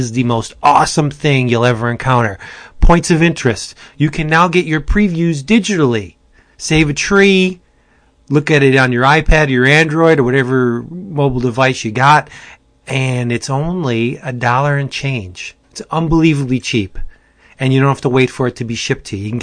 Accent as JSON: {"language": "English", "region": "Pennsylvania", "country": "United States", "said": "Hey, I'm from Pennsylvania."}